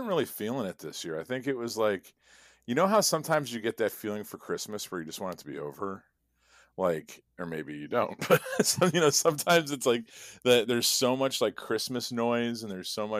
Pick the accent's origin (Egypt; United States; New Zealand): United States; Midwest; I'm a Midwesterner. Now I can just deal with like not dying in January, you know?